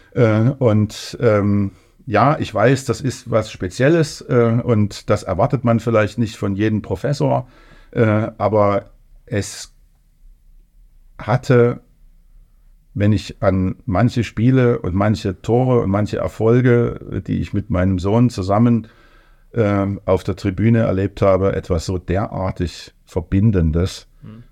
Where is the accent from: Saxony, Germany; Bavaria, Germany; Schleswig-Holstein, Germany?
Saxony, Germany; Leipzig; also born or lived in Thuringia / Erfurt; ich komme aus Leipzig